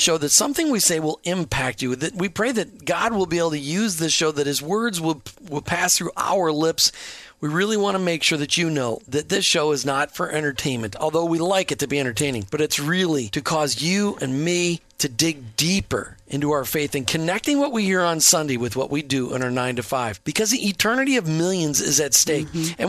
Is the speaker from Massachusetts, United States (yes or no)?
no; Minnesota, United States; moved away; because we're from Minnesota